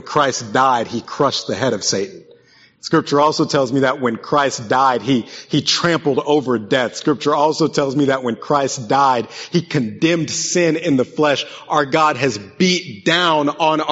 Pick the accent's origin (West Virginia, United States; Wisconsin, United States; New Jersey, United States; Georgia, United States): West Virginia, United States; I grew up in West Virginia, so they taught us about the Hatfields and McCoys